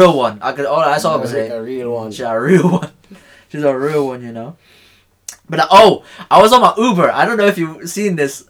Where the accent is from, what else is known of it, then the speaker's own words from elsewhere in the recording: Philippines; moved away; "From the Philippines."